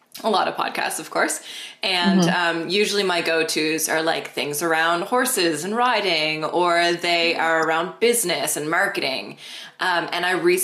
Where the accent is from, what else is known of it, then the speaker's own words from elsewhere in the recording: Nova Scotia, Canada; I am from Nova Scotia, Canada. So the Maritimes of Canada is like a very small, there's like a little maritime culture here